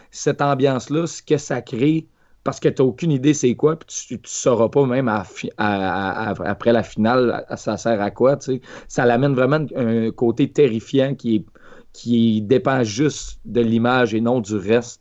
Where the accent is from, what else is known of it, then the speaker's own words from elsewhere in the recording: Quebec, Canada; en tant que Québécois moyen